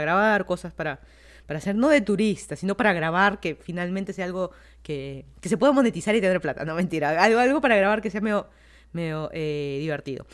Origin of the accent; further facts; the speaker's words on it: Lima, Peru; moved away as an adult; also born or lived in Miami, United States; now in Fairfax County, Virginia, United States; una ciudad que en teoría es la ciudad que nací, que crecí